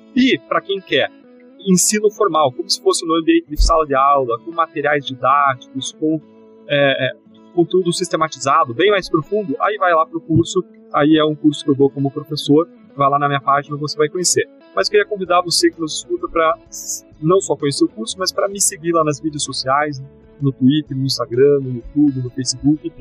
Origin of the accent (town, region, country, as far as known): Brazil